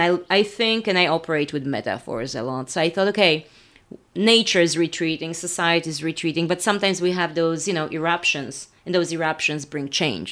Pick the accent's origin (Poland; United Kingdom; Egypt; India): Poland; moved away; I was in Poland because I had a show there at the museum in my hometown